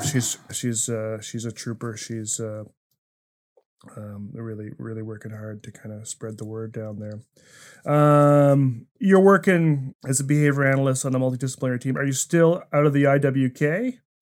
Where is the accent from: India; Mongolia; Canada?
Canada; New Brunswick; moved away as an adult; I was an East Coast kid. I grew up in New Brunswick, spent a lot of years there